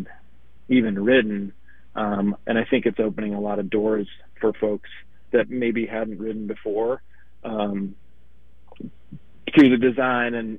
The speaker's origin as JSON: {"language": "English", "country": "United States", "lives_now": "Minneapolis, United States", "said": "I'm from Wisconsin, Minnesota. I currently live in Minneapolis, Minnesota"}